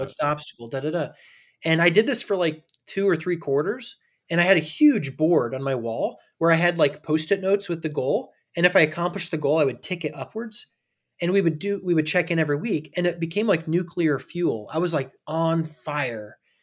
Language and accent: English; Indiana, United States; also born or lived in California; I was born in California, but I grew up in Indiana in a small town